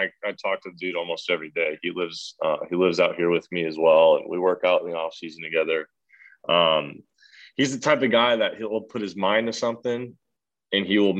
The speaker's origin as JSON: {"language": "English", "town": "Milwaukee", "region": "Wisconsin", "country": "United States", "said": "So I'm from Milwaukee, Wisconsin, and you don't get recruited to go anywhere if you live in Wisconsin."}